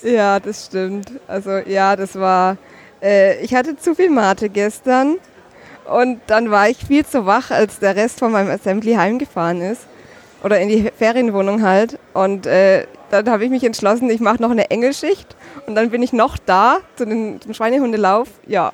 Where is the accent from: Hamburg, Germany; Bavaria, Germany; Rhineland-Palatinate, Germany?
Bavaria, Germany; Nuremberg; ich komme aus Nürnberg oder aus der Nähe von Nürnberg